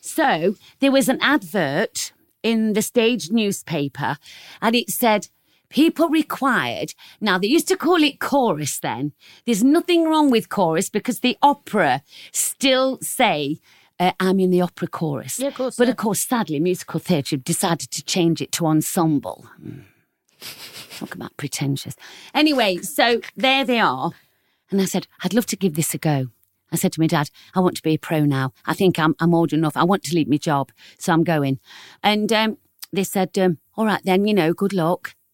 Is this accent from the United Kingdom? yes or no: yes; Nottingham, East Midlands, United Kingdom; grew up in Nottingham.